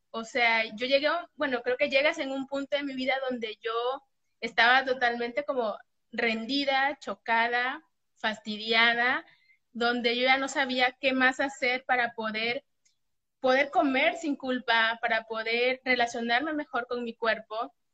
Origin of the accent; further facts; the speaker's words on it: Mexico; soy de México, tengo 34 años